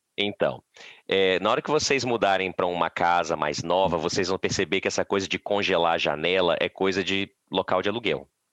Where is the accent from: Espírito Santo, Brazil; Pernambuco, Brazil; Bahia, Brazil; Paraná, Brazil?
Espírito Santo, Brazil; Vitória; moved away as an adult; now in Canada; Eu sou, eu sou original de Vitória